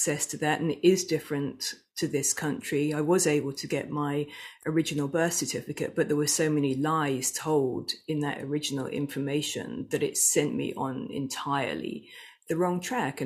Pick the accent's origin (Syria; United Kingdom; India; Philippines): United Kingdom; England; I was born in England at the end of 1965